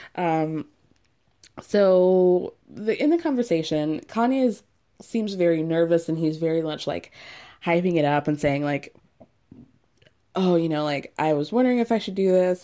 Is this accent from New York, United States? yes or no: yes; New York, United States; As a New Yorker